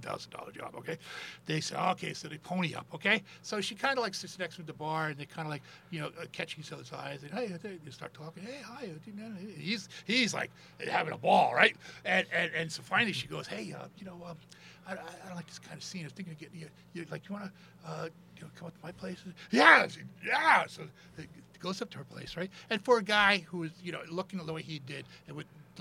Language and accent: English; United States; I was from the States